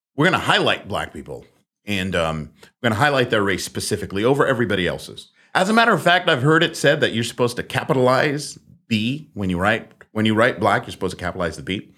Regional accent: Netherlands; moved away; I was born in the Netherlands.

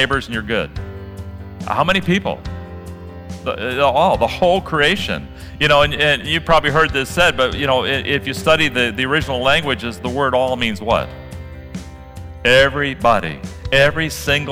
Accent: Midwest, United States; I grew up in the Midwest.

